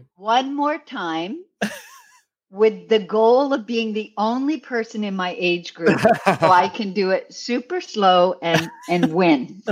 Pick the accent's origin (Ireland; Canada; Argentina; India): Canada; now in New York City, United States; I am Canadian, but I live in New York City